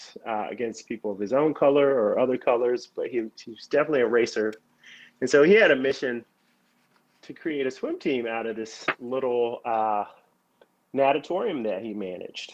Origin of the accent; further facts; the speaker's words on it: Atlanta, Georgia, United States; I grew up here in Atlanta, the city of Atlanta